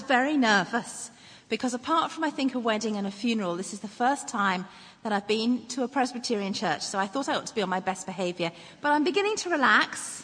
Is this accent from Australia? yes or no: no; England, United Kingdom; moved away as an adult; now in Northern Ireland, United Kingdom; I was born and brought up in England. I moved over here when I married my husband